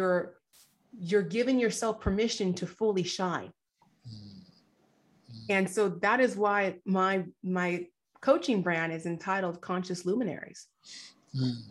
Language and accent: English; United States; I was actually born here in the States. My parents did immigrate from Nigeria